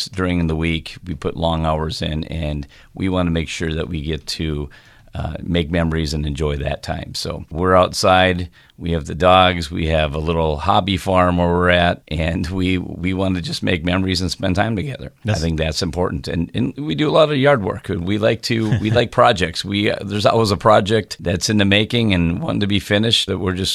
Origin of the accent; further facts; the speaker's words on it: Midwest, United States; I grew up in the Midwest